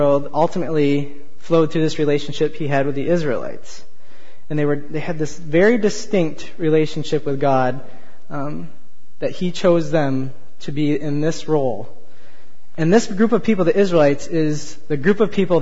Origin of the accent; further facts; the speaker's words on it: Michigan, United States; moved away; I'm from Michigan, we went back to visit my folks for a couple weeks